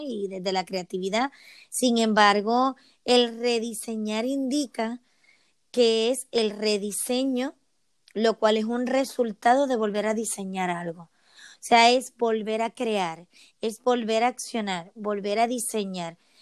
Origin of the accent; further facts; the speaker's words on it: Puerto Rico; moved away as an adult; now in Seville, Spain; soy de Puerto Rico y desde hace 10 años vivo en Sevilla, España